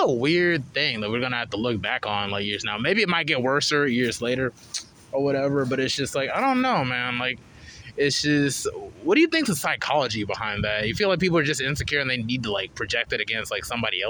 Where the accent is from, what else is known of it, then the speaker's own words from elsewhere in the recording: Charlotte, North Carolina, United States; I grew up on the East.